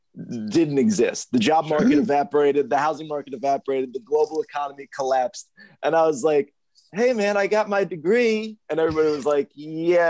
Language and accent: English; Bay Shore, New York, United States; moved away; I grew up in Bay Shore, Long Island.